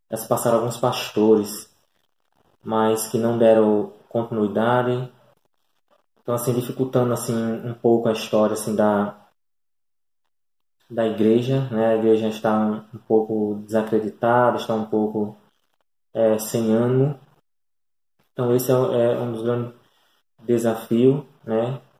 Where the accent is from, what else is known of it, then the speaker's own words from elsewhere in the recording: Itajá, Rio Grande do Norte, Brazil; now in Florânia, Brazil; É, somos natural de Itajá, né? É interior do Rio Grande do Norte.